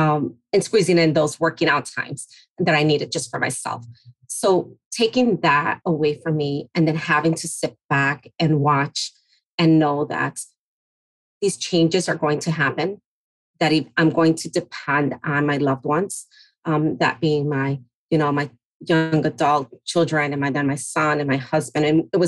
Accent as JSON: {"language": "English", "country": "Mexico", "moved": "yes", "said": "Growing up in the Latino and Hispanic community, you definitely learn how to navigate, especially you're coming from a different country, like my parents, myself from Mexico. And so you arrive and you learn to adjust, speak the language, and just become resilient."}